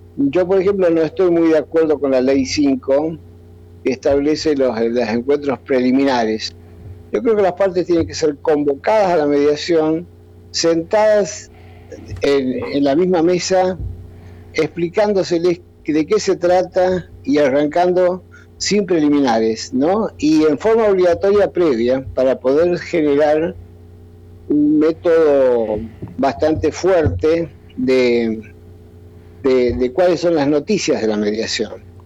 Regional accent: Argentina; acá en mi país

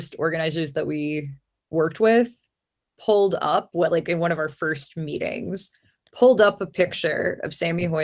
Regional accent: near Bessemer, Alabama, United States; now in Baltimore, United States; I'm from Alabama. I grew up not very far from Bessemer

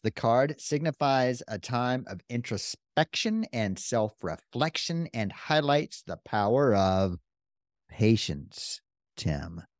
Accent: Texas, United States; we're from Texas

